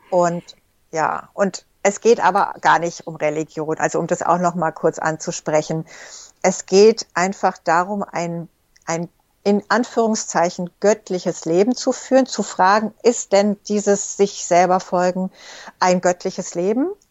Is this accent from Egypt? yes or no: yes; Egypt; moved away; ich bin zum Beispiel in Ägypten geboren und aufgewachsen